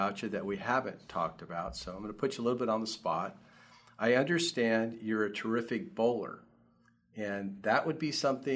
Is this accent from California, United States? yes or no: yes; El Cajon, California, United States; when I was a kid growing up in El Cajon